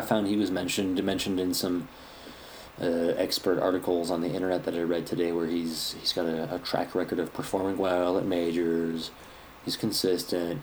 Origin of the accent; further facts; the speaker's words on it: United States; I'm an American